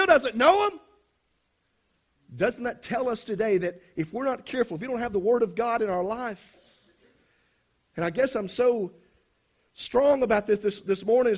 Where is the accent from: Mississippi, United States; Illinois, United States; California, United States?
Mississippi, United States; South; I come from South Mississippi